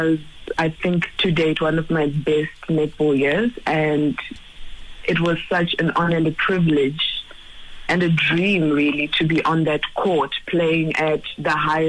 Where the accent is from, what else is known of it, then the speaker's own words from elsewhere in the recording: Middelburg, Mpumalanga, South Africa; also born or lived in Zimbabwe; But I moved to South Africa when I was 8 years old with my parents. And I grew up beside Mpumalanga, Middelburg, very small mining town.